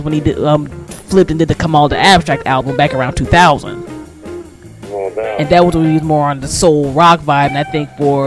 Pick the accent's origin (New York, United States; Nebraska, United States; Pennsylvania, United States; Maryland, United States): Maryland, United States; my home state of Maryland